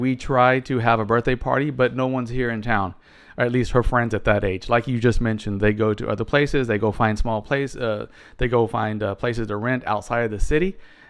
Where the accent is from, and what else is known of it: United States; moved away as an adult; now in Barcelona, Spain